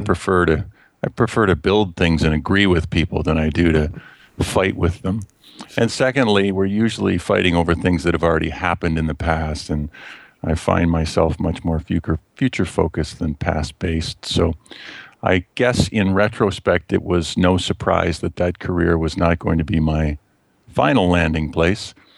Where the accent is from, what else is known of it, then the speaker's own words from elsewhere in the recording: just outside of Toronto, Ontario, Canada; also born or lived in Westchester County, New York, United States; now in London, Canada; we came back to Canada when I was less than two years old, and I've grown up just outside of Toronto, Ontario, Canada